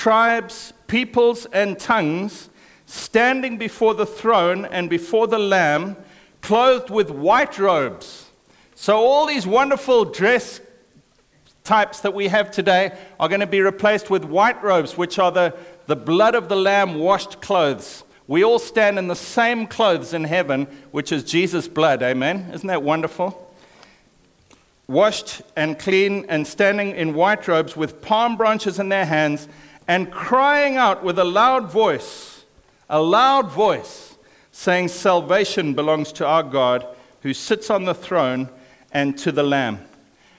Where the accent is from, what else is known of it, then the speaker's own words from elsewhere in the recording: Zimbabwe; I was born in Zimbabwe, which is an African country